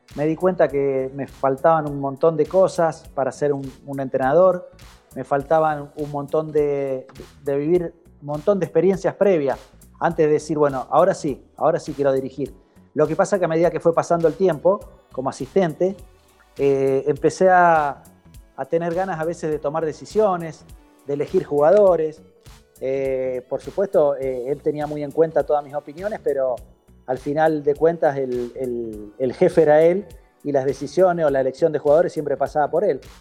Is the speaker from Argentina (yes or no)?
yes; San José de la Esquina, Santa Fe, Argentina; moved away as an adult; also born or lived in Colombia / Chile / Venezuela; el equipo de mi pueblo